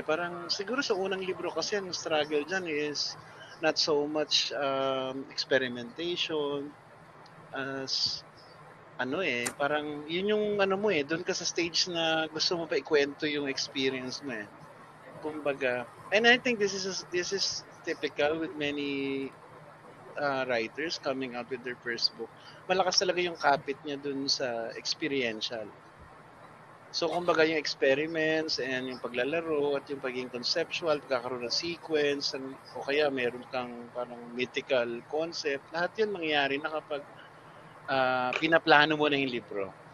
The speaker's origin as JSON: {"language": "Tagalog", "town": "Silang", "region": "Calabarzon", "country": "Philippines", "tie": "born or raised there", "moved": "yes", "lives_now": "Quezon City, Philippines", "said": "growing up in Silang in the martial law era"}